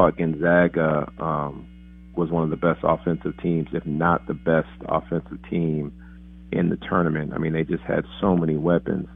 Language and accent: English; Midwest, United States; moved away as an adult; also born or lived in Minnesota; now in Waco, United States; I'm from the Midwest